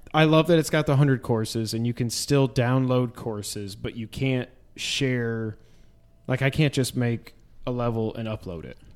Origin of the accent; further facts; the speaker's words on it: New York, United States; now in Tennessee, United States; We grew up in New York, but our dad's from Texas